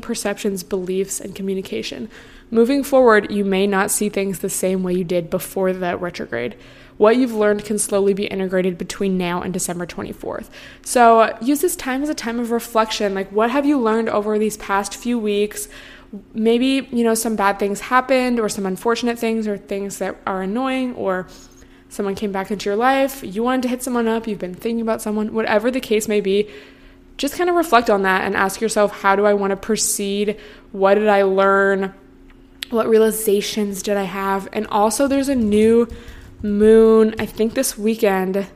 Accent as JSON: {"language": "English", "area": "near Seattle", "region": "Washington", "country": "United States", "tie": "born or raised there", "moved": "yes", "lives_now": "Los Angeles, United States", "said": "I grew up near Seattle where it rains all the time"}